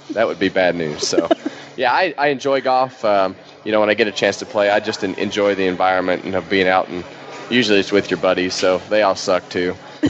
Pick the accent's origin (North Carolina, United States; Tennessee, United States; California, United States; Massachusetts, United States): California, United States; Bakersfield; my hometown in Bakersfield.